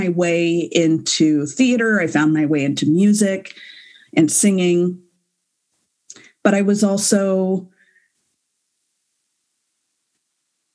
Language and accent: English; Galveston or Spring, Texas, United States; growing up in Galveston or Spring